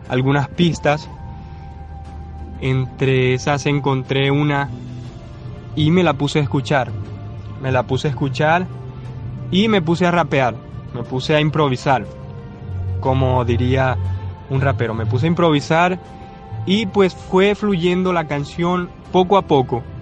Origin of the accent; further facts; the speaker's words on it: Maracaibo, Zulia, Venezuela; decidí ir a un estudio que está en Maracaibo, en mi tierra, Decidí ir a un estudio, se la mostré al productor y le encantó.